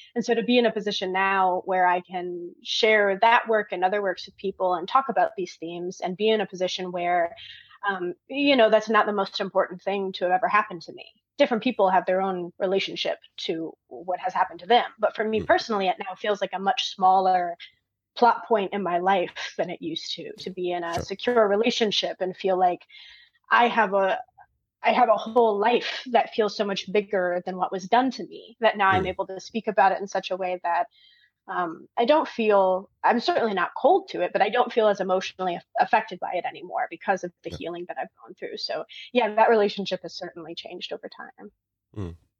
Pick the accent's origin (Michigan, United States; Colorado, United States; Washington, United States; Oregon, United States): Michigan, United States; moved away as an adult; now in Georgia, United States; I'm from the north originally. I'm from Michigan, which is like right okay. along the northern line of the U.S.